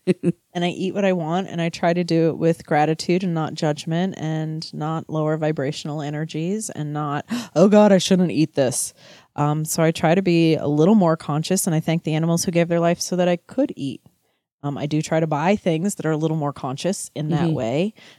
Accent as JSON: {"language": "English", "region": "Texas", "country": "United States", "said": "Oh, no, I'm from Texas. I love... Okay, sorry. All right. I'm even wearing my boots. Like, yeah, Texas we're okay with."}